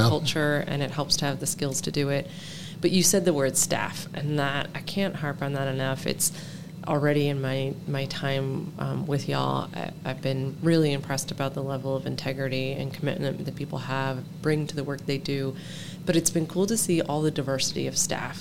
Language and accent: English; Denver, Colorado, United States; I'm from Denver, Colorado.